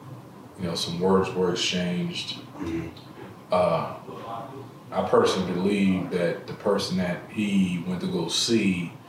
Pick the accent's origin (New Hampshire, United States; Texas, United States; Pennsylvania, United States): Pennsylvania, United States; Philadelphia; I'm from Germantown. I'm from Chewing Shell, Topside Somerville.